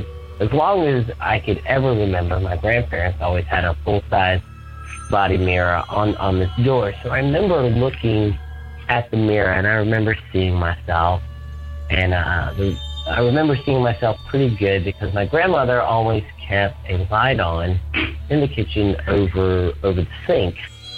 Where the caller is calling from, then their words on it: Atlanta, Georgia, United States; I'm calling from Atlanta, Georgia.